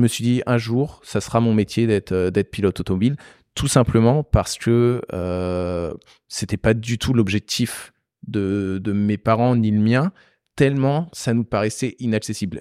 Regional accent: Beauce, Centre-Val de Loire, France; moved away as an adult; also born or lived in Paris; je viens de la Beauce

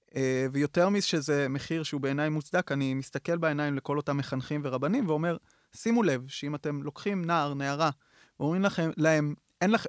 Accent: Lavi, Northern District, Israel; גדלתי בקיבוץ לביא, אה, שזה קיבוץ דתי ליד טבריה

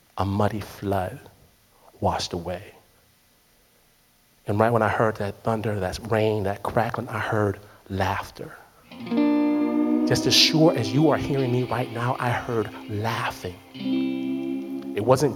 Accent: Detroit, Michigan, United States; I'm from Detroit

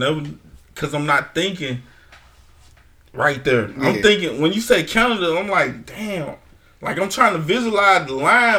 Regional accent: Mississippi, United States; I'm from Mississippi. I ain't been nowhere farther north than St. Louis

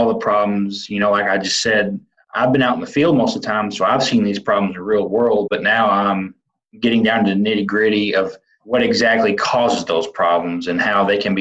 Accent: Western Kentucky, United States; I'm originally from Western Kentucky

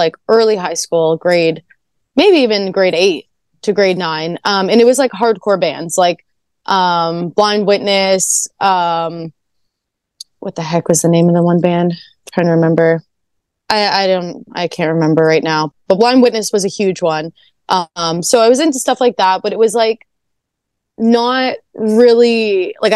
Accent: Canada; I'm Canadian

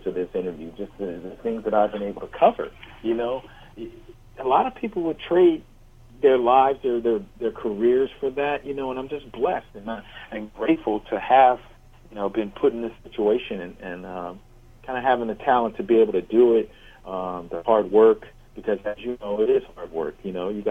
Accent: Los Angeles, California, United States; when I was growing up in Los Angeles

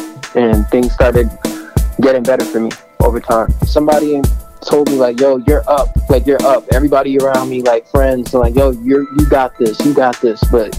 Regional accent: Boston, Massachusetts, United States; growing up in Boston, I've seen a lot of stuff.

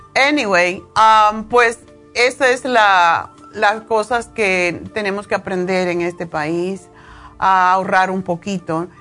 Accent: Cuba; moved away; los cubanos tenemos la, costumbre de bañarnos varias veces al día

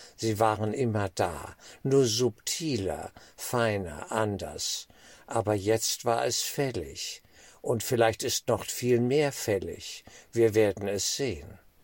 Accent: Germany; als Deutsche

